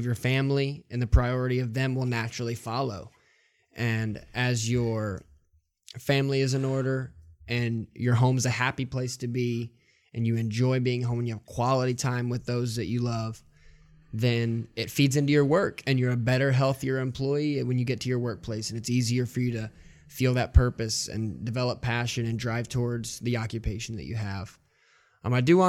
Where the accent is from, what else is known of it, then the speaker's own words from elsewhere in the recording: the South, United States; I'm from the South, where we all put stickers on Yeti coolers